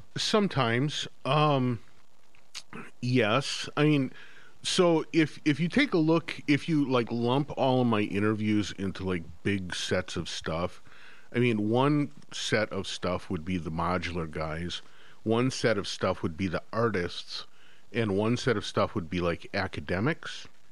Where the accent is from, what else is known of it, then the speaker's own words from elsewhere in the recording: Midwest, United States; moved away as an adult; now in Northfield, United States; both my wife and I grew up in the Midwest